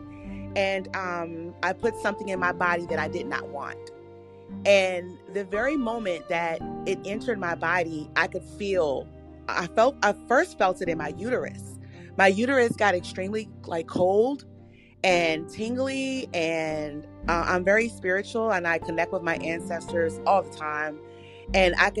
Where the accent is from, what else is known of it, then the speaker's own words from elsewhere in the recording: Washington, District of Columbia, United States; also born or lived in rural North Carolina; now in North Carolina, United States; I'm originally from Washington, D.C.